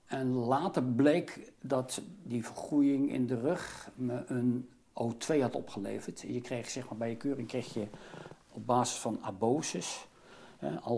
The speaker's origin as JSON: {"language": "Dutch", "town": "The Hague", "region": "South Holland", "country": "Netherlands", "tie": "born or raised there", "said": "Ik ben geboren getogen in Den Haag, opgegroeid in de Schilderswijk."}